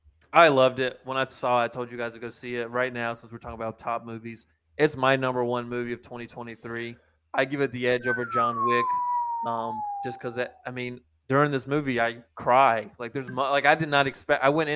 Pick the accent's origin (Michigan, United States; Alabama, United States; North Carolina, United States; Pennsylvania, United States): North Carolina, United States; being a kid growing up in North Carolina